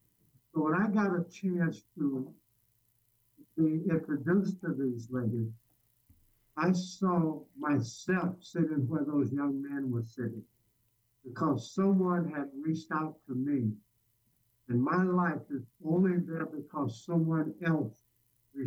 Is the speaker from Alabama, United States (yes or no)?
yes; Alabama, United States; now in Chicago, United States; I grew up in Alabama